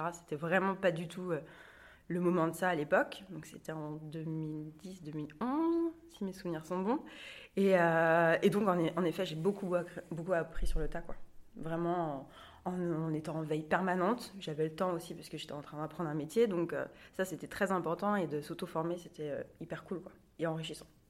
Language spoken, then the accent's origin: French; Angers, Pays de la Loire, France; moved away as an adult; now in Nantes, France; Je suis originaire d'Angers